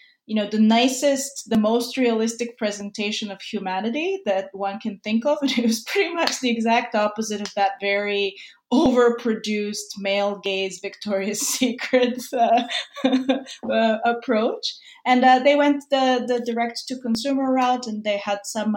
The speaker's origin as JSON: {"language": "English", "country": "Serbia", "moved": "yes", "lives_now": "New York, United States", "said": "I'm originally from Serbia. But I've been a New Yorker for a really, really long time"}